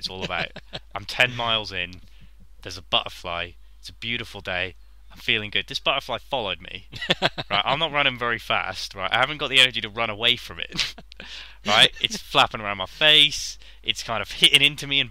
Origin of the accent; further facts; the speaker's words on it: England, United Kingdom; I'm English first and foremost.